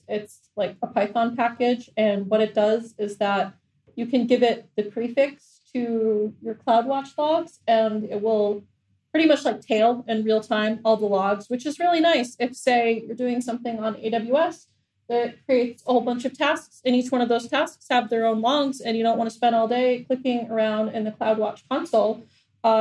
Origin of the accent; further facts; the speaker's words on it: New Hampshire, United States; moved away as an adult; now in Doha, Qatar; I'm American and I'm from New Hampshire